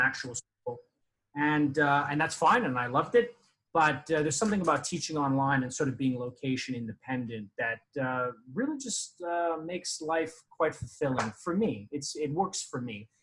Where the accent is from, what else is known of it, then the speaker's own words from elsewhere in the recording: Canada; moved away; I am Canadian